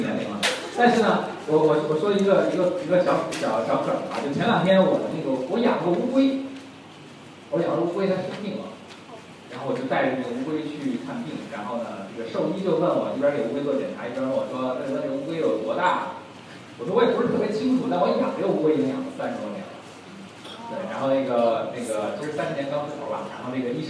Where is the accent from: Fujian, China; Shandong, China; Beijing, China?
Beijing, China; 我简单介绍一下自己。我也是北京人